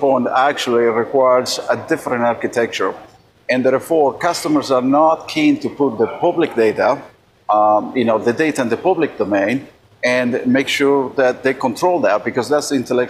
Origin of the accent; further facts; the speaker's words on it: Argentina; now in United States; I was born in Argentina